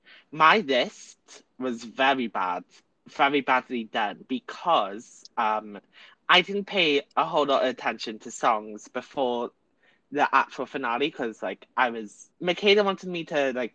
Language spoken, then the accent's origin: English; Wales, United Kingdom; we're Welsh